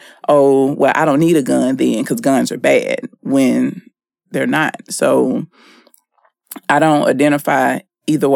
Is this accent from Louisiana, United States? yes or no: yes; Shreveport, Louisiana, United States; moved away; my hometown, Shreveport